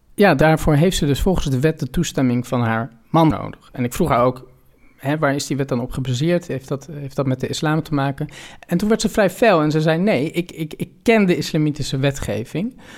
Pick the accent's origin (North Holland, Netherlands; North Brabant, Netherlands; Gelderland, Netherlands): North Holland, Netherlands; Amsterdam; ik kom uit Amsterdam, ik kom uit Nederland.